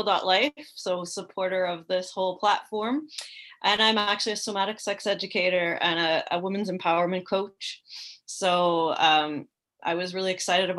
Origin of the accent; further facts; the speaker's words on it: Canada; moved away as an adult; also born or lived in Morocco; I was raised in Canada